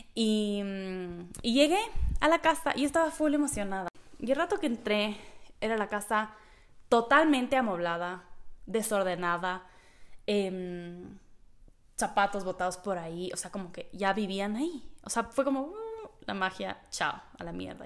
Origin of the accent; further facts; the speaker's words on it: Ecuador; yo, como soy de Ecuador